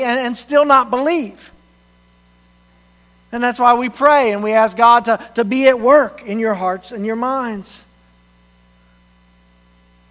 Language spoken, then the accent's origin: English; the South, United States; moved away; I grew up in the South, where everybody is a Christian